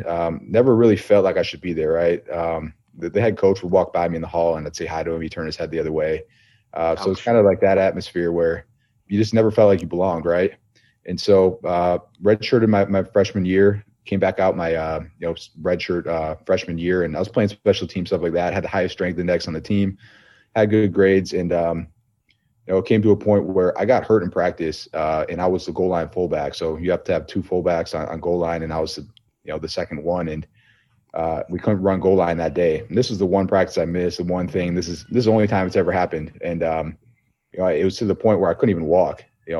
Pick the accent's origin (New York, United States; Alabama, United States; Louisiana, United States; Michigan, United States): New York, United States; Buffalo; But, yeah, Bills Mafia, man. We grew up in Buffalo.